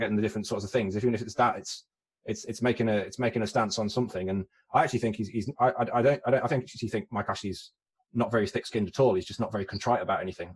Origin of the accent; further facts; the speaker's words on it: West Midlands, United Kingdom; I'm from the West Midlands